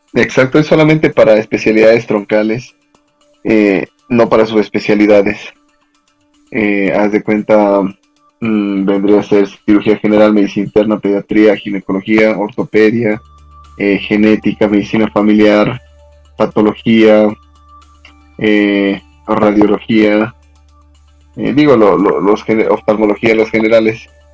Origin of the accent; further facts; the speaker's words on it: Cochabamba, Bolivia; moved away as an adult; now in Mexico City, Mexico; yo soy originario de Cochabamba, Bolivia